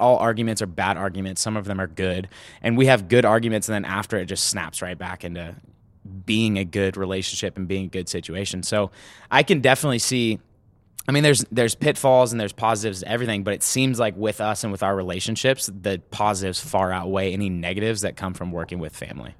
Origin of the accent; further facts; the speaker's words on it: Sacramento, California, United States; I grew up in Sacramento